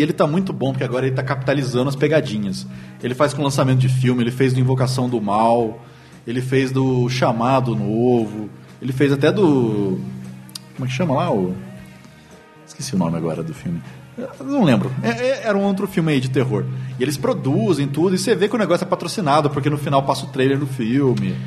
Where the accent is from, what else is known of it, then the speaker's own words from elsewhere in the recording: Lorena, São Paulo, Brazil; eu sou de Lorena, interior de São Paulo